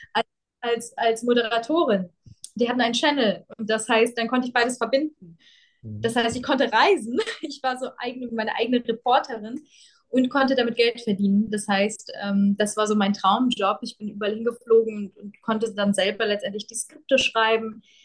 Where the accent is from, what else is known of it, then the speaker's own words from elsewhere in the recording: Germany; also born or lived in Ukraine; während ich aufgewachsen bin in Deutschland